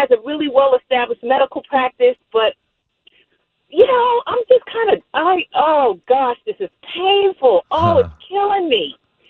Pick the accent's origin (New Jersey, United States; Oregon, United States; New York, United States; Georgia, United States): New York, United States; New York City; moved away; I'm from Brooklyn